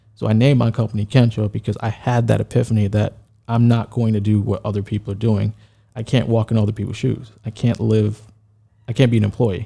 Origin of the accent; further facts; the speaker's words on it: New York City, New York, United States; I'm from New York, Brooklyn, then Queens